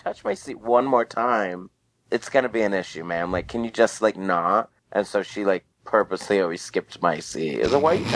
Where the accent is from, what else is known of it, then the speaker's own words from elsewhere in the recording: Glendale, Arizona, United States; also born or lived in Goodyear, Arizona / Litchfield Park, Arizona / Phoenix, Arizona; I'm originally from Glendale, Arizona. I grew up there pretty much my entire life.